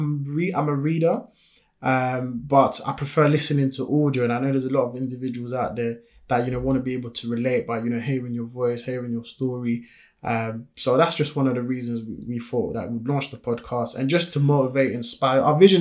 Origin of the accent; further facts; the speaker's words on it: France; first language French; English is a second language; now in United Kingdom; You know, I was born and raised in France, came here in the UK back in 2004. Most people will never even notice that, you know, I speak French because my accent is not there.